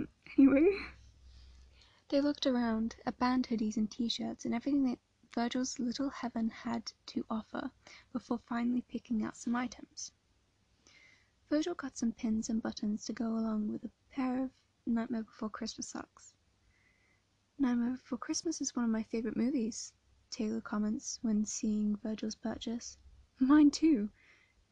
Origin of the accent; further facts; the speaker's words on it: England, United Kingdom; I'm from England